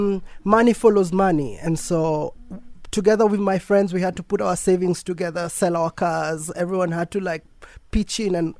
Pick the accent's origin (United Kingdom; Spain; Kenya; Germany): Kenya; now in Nairobi, Kenya; So I wasn't born in Nairobi. I was born in the countryside. Actually, my first best friend was a cow.